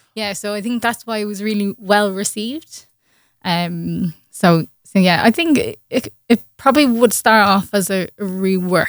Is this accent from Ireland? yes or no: yes; Ireland; I had got my first gig in, in Ireland that summer, um, just in my hometown